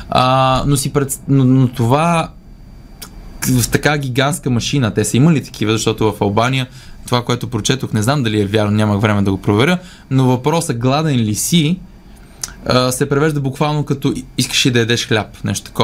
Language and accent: Bulgarian; Leski, Bulgaria; От Лески съм